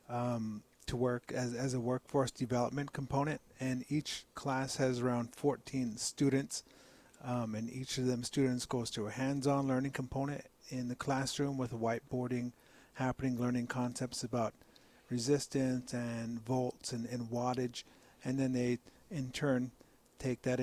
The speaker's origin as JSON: {"language": "English", "area": "Pine Ridge Indian Reservation", "region": "South Dakota", "country": "United States", "tie": "born or raised there", "said": "we come from Pine Ridge. My dad and I were born and raised on the reservation"}